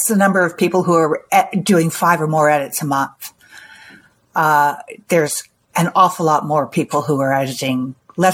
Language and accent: English; Canada; I'm from Canada. I live near Toronto.